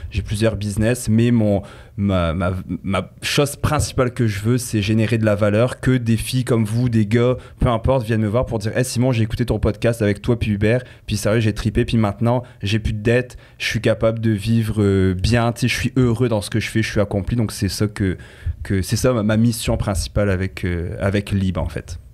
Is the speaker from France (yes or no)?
yes; France; accent: French; moved away as an adult; also born or lived in Quebec, Canada; now in Canada; j'ai un petit accent euh, français pour ceux qui ne l'entendent pas. Donc j'ai vécu 18 ans en France, je suis arrivé ici